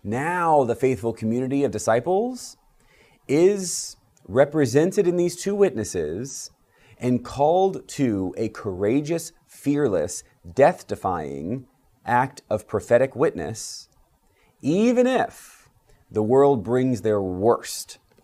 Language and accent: English; United States; As Episcopalians, as American Christians